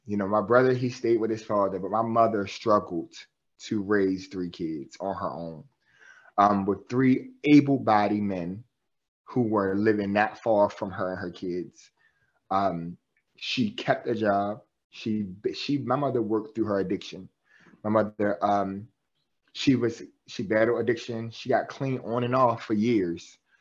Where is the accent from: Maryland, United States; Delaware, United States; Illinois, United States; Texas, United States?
Maryland, United States; Baltimore; I'm from West Baltimore, um, born and raised in West Baltimore.